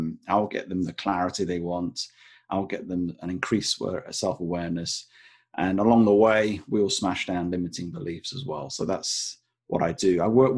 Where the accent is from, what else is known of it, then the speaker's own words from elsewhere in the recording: Blackpool, North West England, United Kingdom; now in England; Not that I'm ashamed of it, but I'm from the north. I'm from Blackpool. And now I live on the south coast, where it's about 3 or 4 degrees warmer. And I've managed to lose my accent along the way.